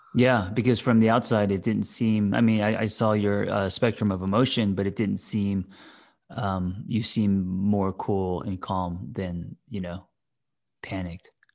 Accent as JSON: {"language": "English", "town": "Glendale", "country": "United States", "tie": "born or raised there", "moved": "yes"}